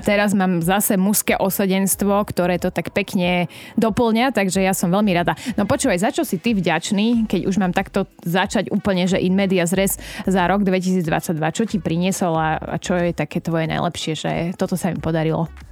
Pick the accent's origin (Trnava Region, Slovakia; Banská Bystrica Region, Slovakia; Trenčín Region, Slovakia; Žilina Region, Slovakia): Žilina Region, Slovakia; Liptov; now in Bratislava, Slovakia; bola som doma na Liptove